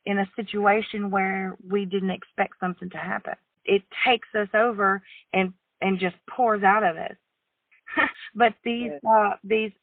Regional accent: the South, United States; growing up in the South

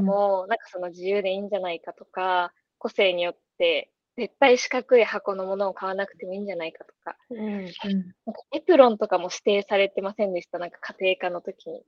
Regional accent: Miyazaki, Japan; 私の高校も地元が宮崎なんですけど

